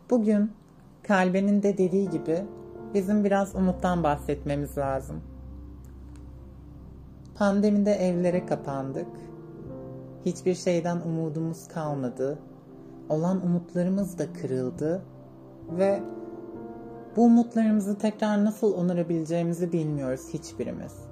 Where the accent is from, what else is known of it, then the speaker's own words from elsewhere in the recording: Niğde, Turkey; Ee, ilk olarak böyle belirgin kırıklara gelmeden önce Niğde'nin bir köyünde büyüdüm. İlkokulu, ortaokulu orada okudum.